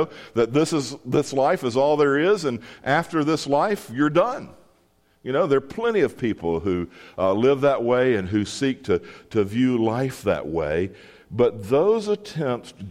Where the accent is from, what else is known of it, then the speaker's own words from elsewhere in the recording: Mississippi, United States; I grew up in Mississippi